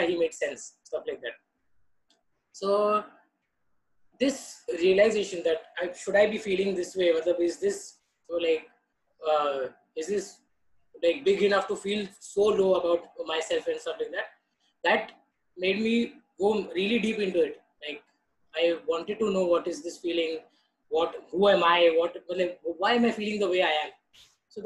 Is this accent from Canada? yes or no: no; Mumbai, Maharashtra, India; I was born and brought up in Mumbai